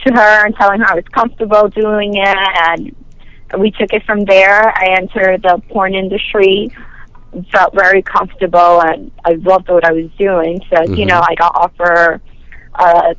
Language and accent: English; New York, United States; I was born in New York and raised here, but like my parents are Dominican